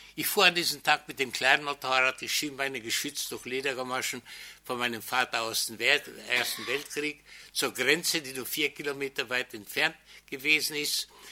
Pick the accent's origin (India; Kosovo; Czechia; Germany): Czechia; Nový Jičín, Moravian-Silesian Region; moved away as an adult; Meine Heimatstadt Neutitschein